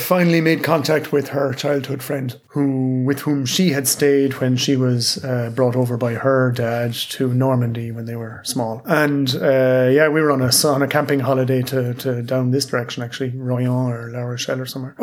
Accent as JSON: {"language": "English", "country": "Ireland", "tie": "born or raised there", "moved": "yes", "lives_now": "France", "said": "we were growing up in Ireland, 16, 17, 18"}